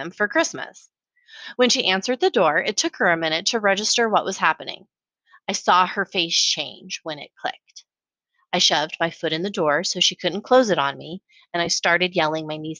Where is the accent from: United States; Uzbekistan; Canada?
United States; Colorado Springs, Colorado; now in Austin, United States; growing up in Colorado Springs.